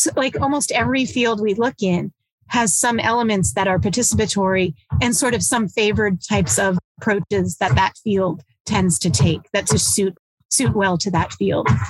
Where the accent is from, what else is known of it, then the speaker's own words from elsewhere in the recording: southeastern U.S., United States; also born or lived in Long Island, New York; when I was young, we moved down to the south southeastern U.S. and lived in fairly rural places